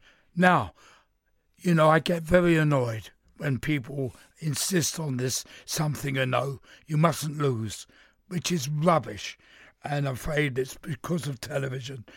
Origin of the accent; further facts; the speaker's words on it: London, United Kingdom; I'm from East London.